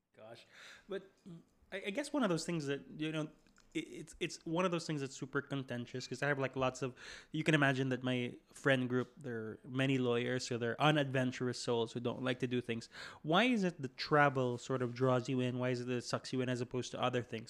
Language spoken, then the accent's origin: English; Philippines; I'm from the Philippines